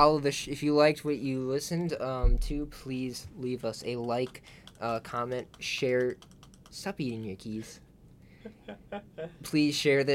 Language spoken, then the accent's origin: English; Midwest, United States; also born or lived in Illinois; We're from the Midwest. We always say weird shit.